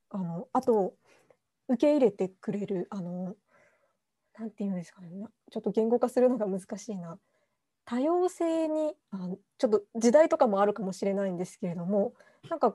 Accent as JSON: {"language": "Japanese", "town": "Kitakyushu", "region": "Fukuoka", "country": "Japan", "said": "で都会というその町もあるし、うん、もう小倉あの私小倉なんですけれども、"}